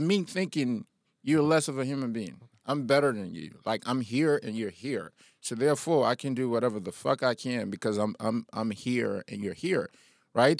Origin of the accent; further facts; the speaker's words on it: Liberia; I'm from Liberia